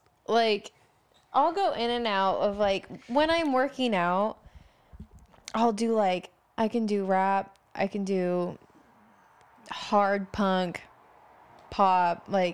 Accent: Idaho, United States; I'm from Idaho.

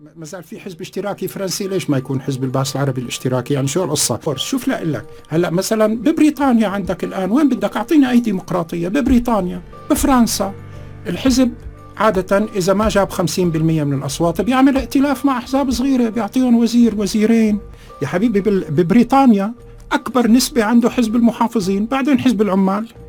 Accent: Syria; نحن كسوريين

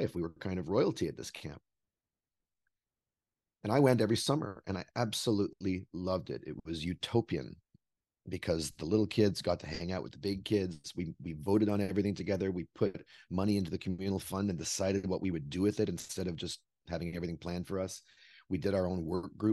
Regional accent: Vancouver, British Columbia, Canada; also born or lived in Brooklyn, New York; now in New York, United States; I was born in Vancouver, British Columbia, Canada, and I grew up there.

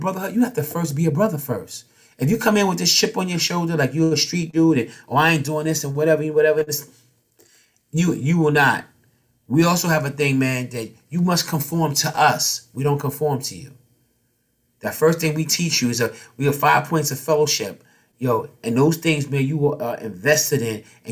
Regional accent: New York City, New York, United States; We grew up in Harlem.

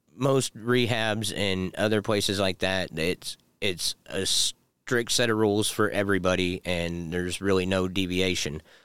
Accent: Pendleton, Indiana, United States; now in Anderson, United States; I grew up in, like, Pendleton, Ingalls area, but I moved to the east side of Indianapolis, like, twenty years ago

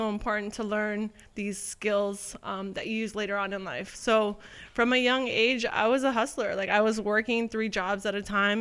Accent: Toronto, Ontario, Canada; I'm from Toronto

